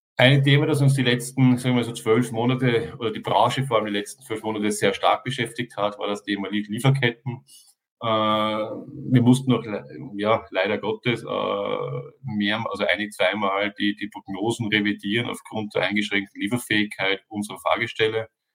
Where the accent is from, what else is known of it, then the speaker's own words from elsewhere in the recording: Austria; ich bin Österreicher